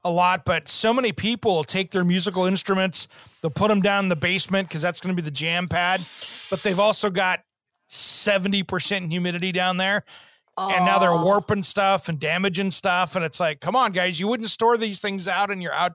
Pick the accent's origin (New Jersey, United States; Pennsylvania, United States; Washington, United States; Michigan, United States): Washington, United States; Tri-Cities; I grew up in the Tri-Cities here in Eastern Washington.